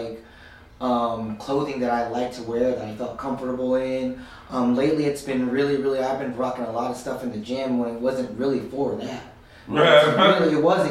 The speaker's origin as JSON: {"language": "English", "region": "California", "country": "United States", "tie": "born or raised there"}